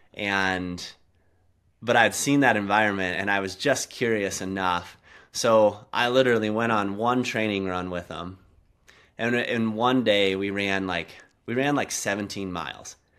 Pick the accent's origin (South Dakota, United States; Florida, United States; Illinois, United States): South Dakota, United States; now in Montana, United States; I, I grew up in South Dakota, like, in the Black Hills, um, right by Mount Rushmore.